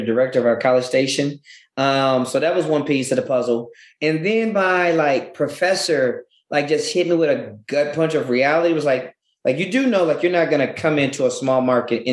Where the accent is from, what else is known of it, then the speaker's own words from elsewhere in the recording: Louisiana, United States; moved away; also born or lived in Denton, Texas / China; I'm originally from Louisiana